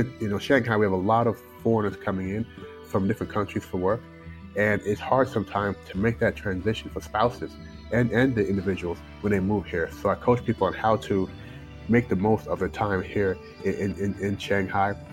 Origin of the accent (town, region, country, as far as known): Louisville, Kentucky, United States; born or raised there; moved away as an adult; also born or lived in Toronto, Canada; now in China